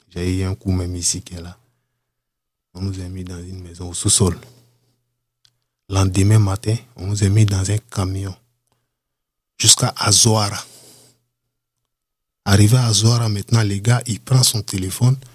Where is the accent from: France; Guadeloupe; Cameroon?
Cameroon; Donc, du coup, les Camerounais, on nous tous, comme on est des Noirs, je me suis approché.